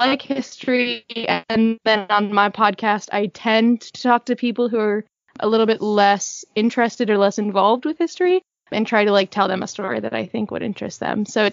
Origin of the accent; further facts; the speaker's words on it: Pennsylvania, United States; also born or lived in London, United Kingdom; I live in Pennsylvania currently. That's where I grew up